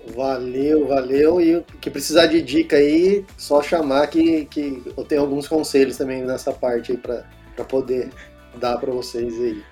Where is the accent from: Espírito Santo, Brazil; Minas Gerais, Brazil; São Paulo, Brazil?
São Paulo, Brazil; Pindamonhangaba; voltei para cá, para o interior, né? Que eu sou de Pindamonhangaba.